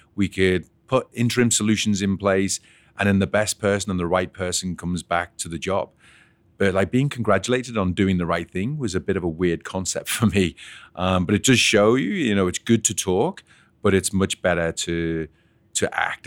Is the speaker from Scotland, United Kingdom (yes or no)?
no; Liverpool, North West England, United Kingdom; now in Canada; I was actually born and bred in Liverpool